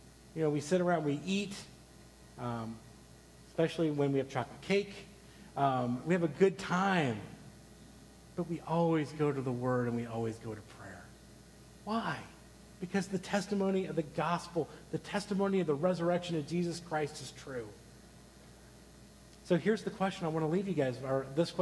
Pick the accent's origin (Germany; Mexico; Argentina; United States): United States; you'd probably guess that I'm an American